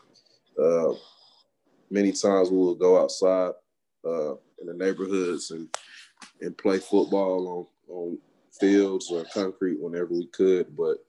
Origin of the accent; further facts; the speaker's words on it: Atlanta, Georgia, United States; Growing up in Atlanta, it was fun, but it was also, you know, challenging.